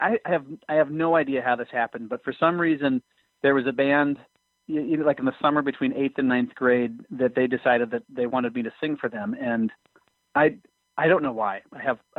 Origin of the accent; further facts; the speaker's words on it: Minneapolis, Minnesota, United States; also born or lived in Plymouth, Minnesota; I'm from here in the Twin Cities. I grew up in Northeast Minneapolis and then moved out to Plymouth